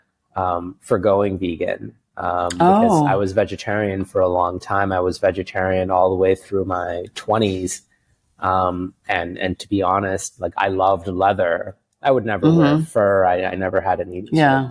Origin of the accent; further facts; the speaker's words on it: New York City, New York, United States; moved away as an adult; also born or lived in India / California; now in Singapore; we moved to the States. It was my brother and I and my mom and dad in 1985. And we grew up in Queens in New York City